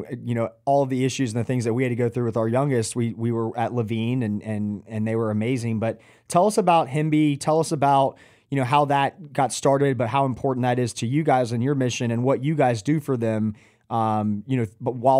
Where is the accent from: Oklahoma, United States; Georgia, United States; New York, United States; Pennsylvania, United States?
Georgia, United States; Atlanta; I grew up in Atlanta